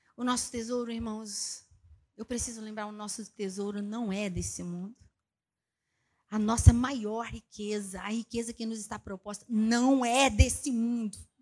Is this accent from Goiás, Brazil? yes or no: no; Taguatinga, Federal District, Brazil; Eu me lembro quando eu era criança ali, não em Barbacena, mas ali em Taguatinga, Distrito Federal